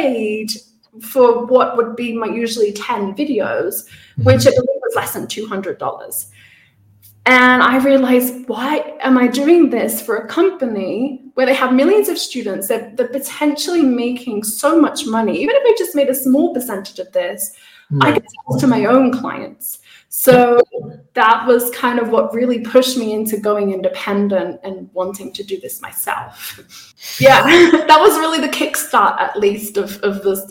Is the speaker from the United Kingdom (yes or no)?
yes; Isle of Wight, South East England, United Kingdom; moved away as an adult; also born or lived in Manchester; now in Mexico; I'm originally from the Isle of Wight, the south of England, and I'm currently living in Mexico